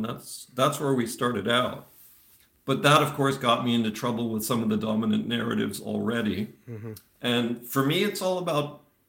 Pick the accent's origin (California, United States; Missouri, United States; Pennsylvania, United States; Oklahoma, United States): Pennsylvania, United States; Eastern; first language English; moved away as an adult; also born or lived in Florida; now in Netherlands; I grew up in Pennsylvania. I was born in Florida. Okay. And then in Eastern Pennsylvania is where I called home for a long time.